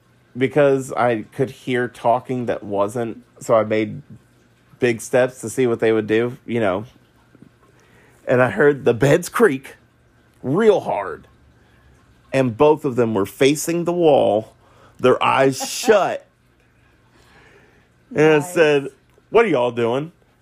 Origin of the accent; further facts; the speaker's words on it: Singapore; And yes, guys, I am from Singapore, and those of you guys who are from there would know, until recently, army camps in Singapore do not allow hand phones with cameras